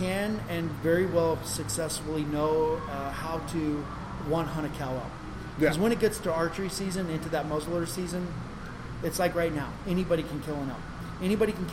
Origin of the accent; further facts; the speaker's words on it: New Mexico, United States; as a kid growing up in New Mexico